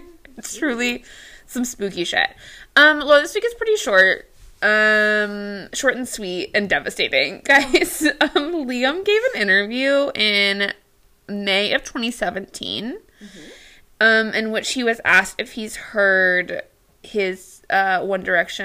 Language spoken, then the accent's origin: English; the South, United States; I was raised in the South.